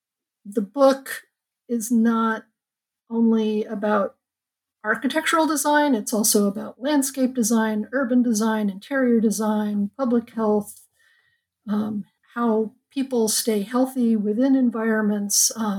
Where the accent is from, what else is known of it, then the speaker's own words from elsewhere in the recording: Los Angeles, California, United States; Well, I'm a California girl. I grew up in Los Angeles and went to college at Berkeley during the revolution back in the 70s